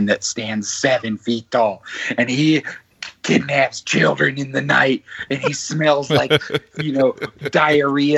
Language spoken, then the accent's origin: English; Arlington, Washington, United States; born or raised there; also born or lived in Canada